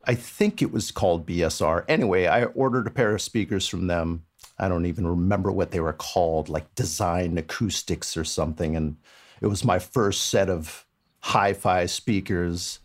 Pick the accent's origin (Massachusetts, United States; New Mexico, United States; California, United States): California, United States; Palo Alto; I actually grew up in Palo Alto. I'm a I'm a native, so I grew up down in the area